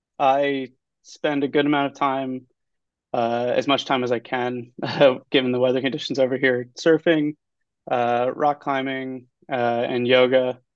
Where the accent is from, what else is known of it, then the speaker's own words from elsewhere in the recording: Washington, District of Columbia, United States; moved away as an adult; also born or lived in Boston; So I'm from Washington, D.C. Grew up there, landlocked, except for the Potomac River, for most of my youth life, and then moved to Boston for college.